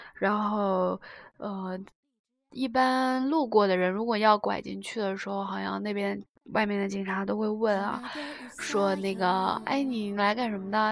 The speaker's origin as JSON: {"language": "Chinese", "country": "China", "moved": "yes", "lives_now": "Seoul, South Korea", "said": "身为中国人"}